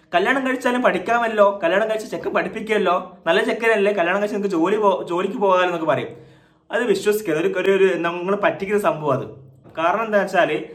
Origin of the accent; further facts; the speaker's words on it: Thalassery, Kerala, India; also born or lived in Mahe, Puducherry; ഞാൻ മലബാർ ഞാൻ തലശ്ശേരി മാഹിയിലാണ് ജനിച്ചു വളർന്നത്